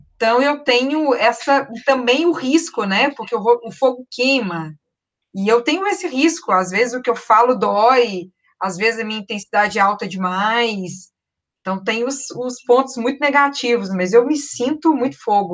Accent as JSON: {"language": "Portuguese", "town": "Belo Horizonte", "region": "Minas Gerais", "country": "Brazil", "tie": "born or raised there", "also_born_or_lived": "Rio de Janeiro", "said": "eu nasci no Rio, tenho, fui criada em terras mineiras"}